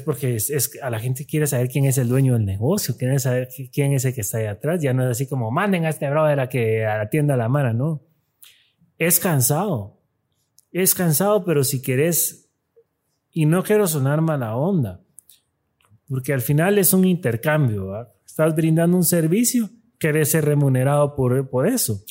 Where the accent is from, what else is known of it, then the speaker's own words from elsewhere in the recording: Guatemala; aquí somos guatemaltecos